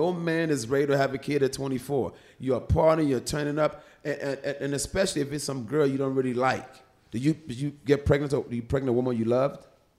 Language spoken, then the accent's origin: English; Philadelphia, Pennsylvania, United States; Growing up in Philly, motherfucker punched the shit out of me, he hit me hard, and I turned around.